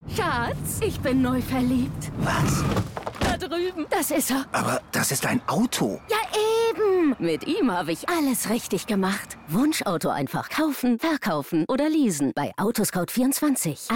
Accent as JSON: {"language": "German", "region": "North Rhine-Westphalia", "country": "Germany", "tie": "born or raised there", "moved": "yes", "lives_now": "Leipzig, Germany", "said": "Ich bin Ostwestfale, gebürtiger"}